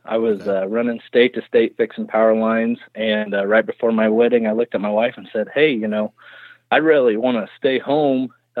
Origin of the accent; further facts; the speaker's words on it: Logan, Kansas, United States; Well, I'm originally from Logan, Kansas, which is Midwest Kansas, and I was born and raised there.